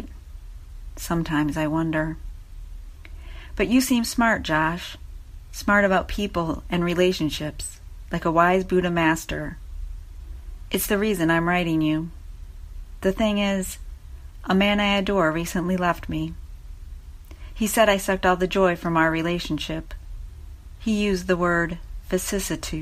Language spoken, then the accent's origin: English; Michigan, United States; We're both just kids from the suburbs. You from Maryland, me from Michigan.